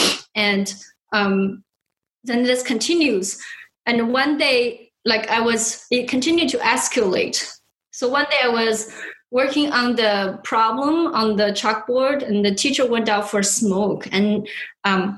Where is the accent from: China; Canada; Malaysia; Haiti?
China; moved away; I was born and raised in China